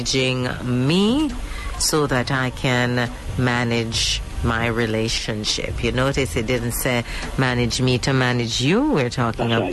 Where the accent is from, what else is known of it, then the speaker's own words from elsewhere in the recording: Jamaica; as Jamaican